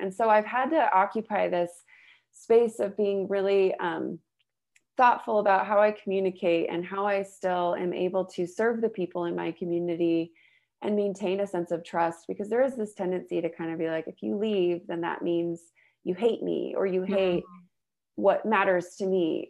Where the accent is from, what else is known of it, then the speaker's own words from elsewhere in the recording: the Bay Area, California, United States; also born or lived in Utah; now in Salt Lake City, United States; I grew up in California, the Bay Area